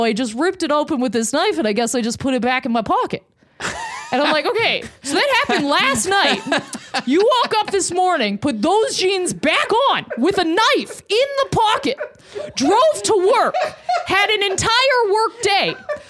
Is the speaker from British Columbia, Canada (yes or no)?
no; Lindsay, Ontario, Canada; moved away; In Lindsay, Ontario.